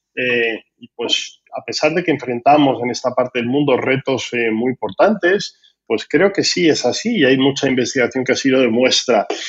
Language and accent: Spanish; Spain; como español no me gusta nada el nombre